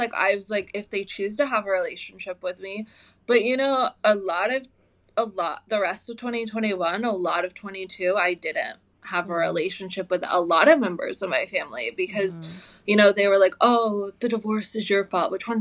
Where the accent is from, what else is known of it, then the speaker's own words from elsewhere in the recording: United States; I was raised in America